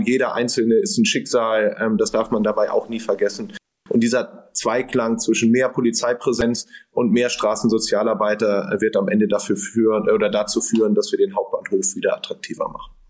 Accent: Hamburg, Germany; hier bei uns in Hamburg

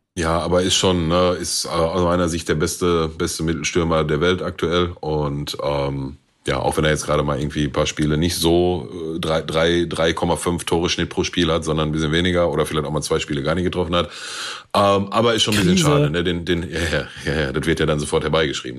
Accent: Germany; wir als Deutsche

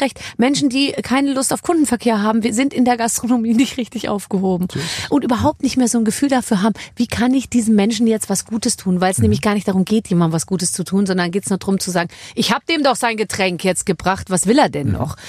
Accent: Munich, Bavaria, Germany; Ich komme aus München

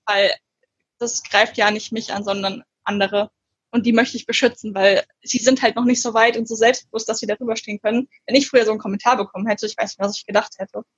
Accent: Gernsheim, Hesse, Germany; moved away; also born or lived in Frankfurt; Gernsheimer Autorin, also der Ort wird viel nicht sagen, aber da komme ich her

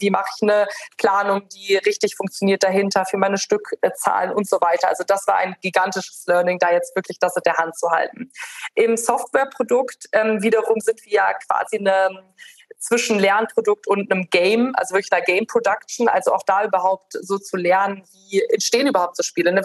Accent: Rhineland, Germany; moved away; ich bin ursprünglich Rheinländerin

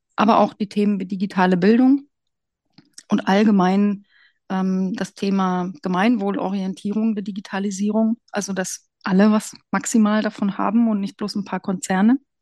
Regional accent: Brandenburg, Germany; moved away as an adult; also born or lived in Hesse / England / Fürstenberg an der Havel; Ich komme aus Brandenburg

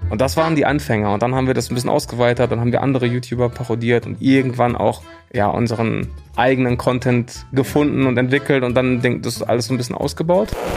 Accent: Hattingen, North Rhine-Westphalia, Germany; also born or lived in Bochum / Cologne; Ich äh, bin geboren in Hattingen. Das ist direkt nebenan, kleine Stadt im Ruhrgebiet. Und wenn man da aufwächst, dann ist Bochum so die nächstgrößere Stadt

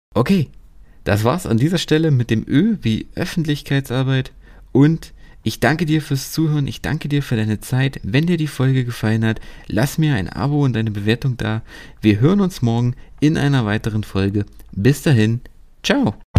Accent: Germany; bei uns in Deutschland

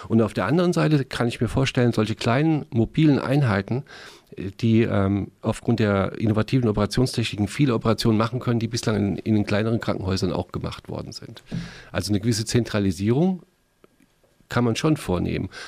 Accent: Mainz, Rhineland-Palatinate, Germany; Meine Heimatstadt.

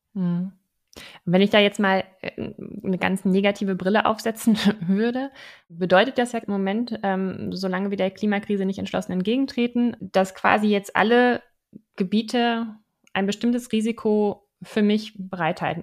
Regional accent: Germany; bei uns in Deutschland

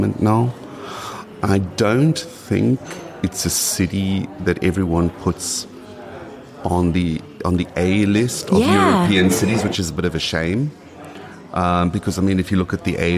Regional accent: South Africa; first language English; moved away as an adult; also born or lived in Düsseldorf, Germany; now in Vienna, Austria; I spoke Afrikaans coming from South Africa, I mean, I studied in Afrikaans, although my mother tongue is English.

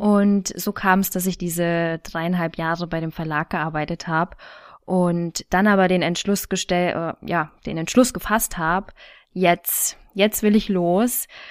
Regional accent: Thuringia, Germany; moved away as an adult; now in Munich, Germany; Ursprünglich stamme ich aus Thüringen

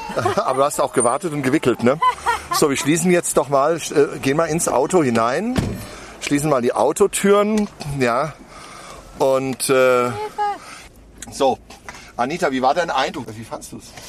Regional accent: Hesse, Germany; bei uns in Hessen

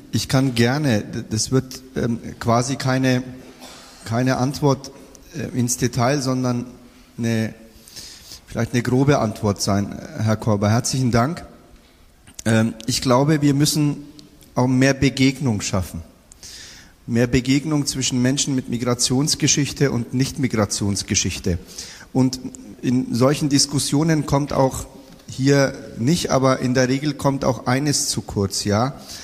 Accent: Bayreuth, Bavaria, Germany; now in Nuremberg, Germany; in Bayreuth, wo ich groß geworden bin

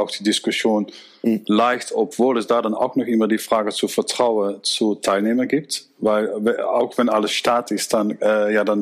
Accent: Netherlands; German is a second language; zum Beispiel mein Heimatland, die Niederlande macht das im Sicherheitshaus

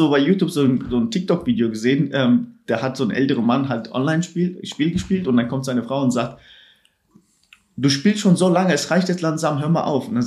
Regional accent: Turkey; moved away; also ich habe meine ganze Kindheit in der Türkei verbracht, habe mehr mitbekommen, ich komme aus der Türkei

